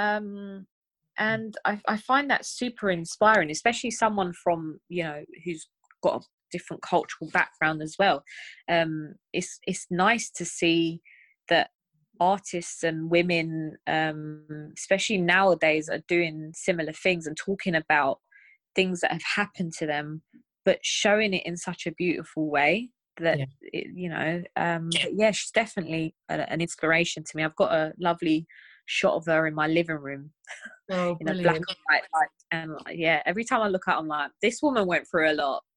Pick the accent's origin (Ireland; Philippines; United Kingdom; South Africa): United Kingdom; London; growing up in London as a Turkish girl